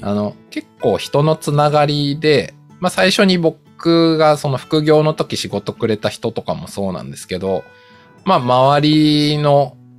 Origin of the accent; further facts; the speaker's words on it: Tokyo, Japan; 僕、東京出身の人間で東京の実家に住んでたんで